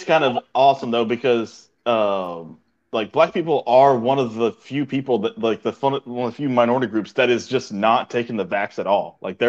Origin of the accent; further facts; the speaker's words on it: Alabama, United States; I'm from Alabama.